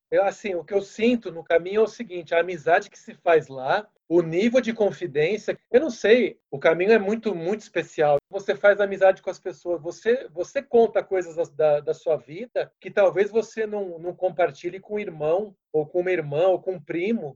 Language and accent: Portuguese; São Paulo, Brazil; sou de São Paulo, capital, paulistano, 45 anos